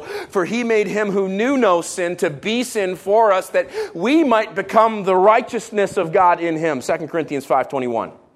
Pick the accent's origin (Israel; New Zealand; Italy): Israel; moved away; I was raised in Israel.